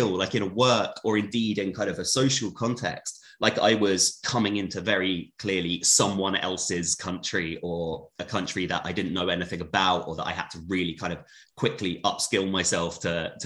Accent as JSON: {"language": "English", "region": "England", "country": "United Kingdom", "moved": "as an adult", "lives_now": "Amsterdam, Netherlands", "said": "as an English person"}